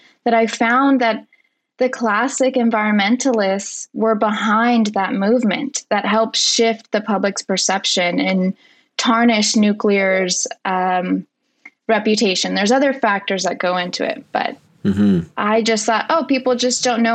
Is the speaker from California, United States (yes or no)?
yes; 2 hours south of Diablo Canyon, California, United States; I grew up in California here, 2 hours south of Diablo Canyon, California's only nuclear plant